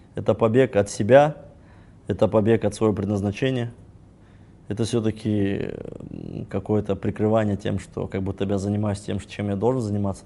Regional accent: Kazakhstan; мы казахи

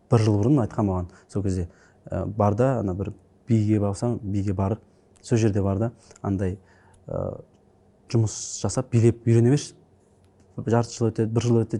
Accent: Kazakhstan; ауылда өстім бес жасыма дейін алты жасыма дейін ауылда өстім әжемнің қолында

